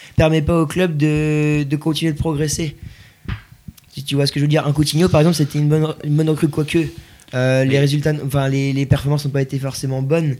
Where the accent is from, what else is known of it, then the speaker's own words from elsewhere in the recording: Brittany, France; en tant que Breton